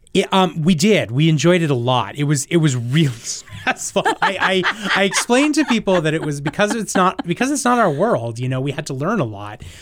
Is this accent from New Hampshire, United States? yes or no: yes; New Hampshire, United States; moved away as an adult; also born or lived in New York; I am from New Hampshire, but I haven't always lived here